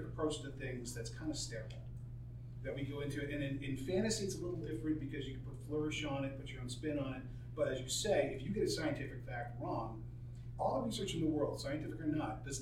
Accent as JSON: {"language": "English", "region": "East Coast", "country": "United States", "moved": "yes", "lives_now": "Arizona, United States", "said": "I'm a transplant, I'm from the East Coast."}